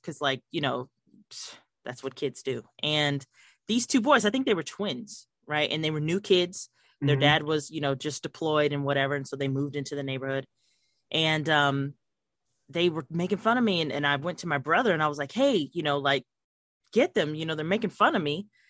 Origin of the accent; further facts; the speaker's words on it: Fort Huachuca, Arizona, United States; born there; I was born in Fort Huachuca, so shout out to the Buffalo Soldiers.